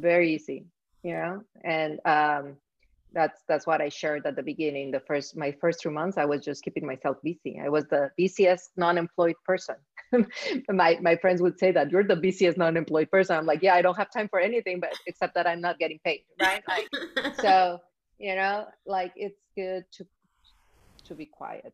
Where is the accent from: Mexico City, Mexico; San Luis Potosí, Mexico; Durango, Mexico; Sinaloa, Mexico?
Mexico City, Mexico; moved away as an adult; now in Miami, United States; I grew up in Mexico City